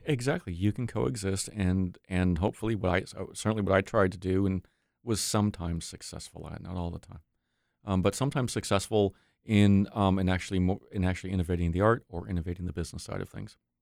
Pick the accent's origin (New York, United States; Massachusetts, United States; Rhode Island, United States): New York, United States; moved away; growing up in New York